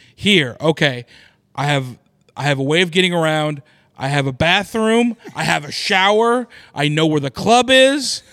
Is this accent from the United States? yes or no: yes; Oklahoma City, Oklahoma, United States; moved away; is in Oklahoma City, which is my hometown